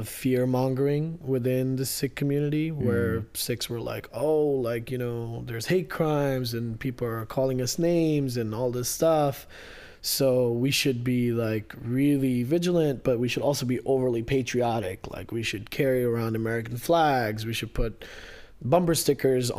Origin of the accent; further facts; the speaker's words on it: Kuwait; also born or lived in India / Maryland, United States; now in United States; we were born in India, but then we were raised in Kuwait